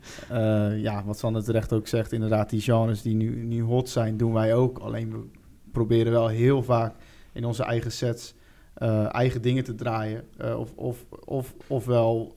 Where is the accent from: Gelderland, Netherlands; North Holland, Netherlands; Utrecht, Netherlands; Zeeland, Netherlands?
Zeeland, Netherlands; Middelburg area; Wij komen uit ja, Middelburg omstreken